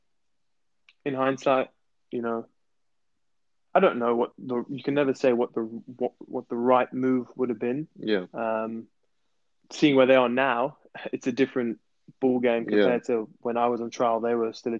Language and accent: English; South Africa; moved away; also born or lived in England; I grew up in South Africa, so of course that feels like my home